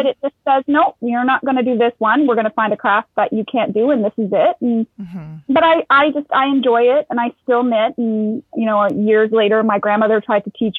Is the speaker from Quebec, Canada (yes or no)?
no; Sudbury, Ontario, Canada; now in Ottawa, Canada; I was actually born and raised in Sudbury, Ontario, which is up north